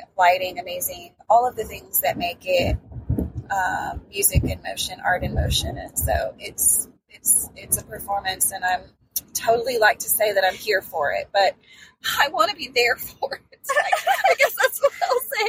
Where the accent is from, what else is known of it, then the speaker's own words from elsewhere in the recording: the South, United States; accent: Southern; my Southern accent